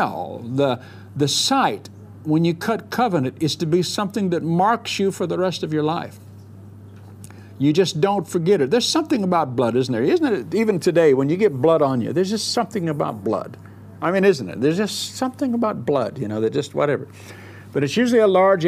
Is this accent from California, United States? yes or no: yes; Southern California, United States; moved away; I grew up in Southern California